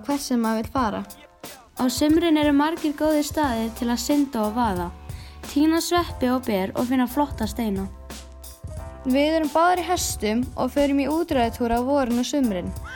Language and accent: Icelandic; Höfn, Eastern Region, Iceland; við erum frængur og komum frá Hotnaferði sem er á Suðausturlandi.